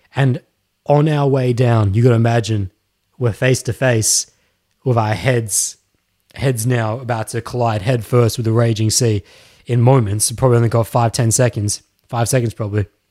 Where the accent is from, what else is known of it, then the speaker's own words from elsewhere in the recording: Australia; Yes, I am Australian